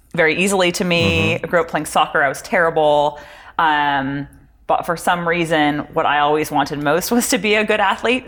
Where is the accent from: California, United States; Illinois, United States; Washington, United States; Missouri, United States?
California, United States; Palos Verdes; growing up in Palos Verdes, it was a very sort of um, academically focused yes. community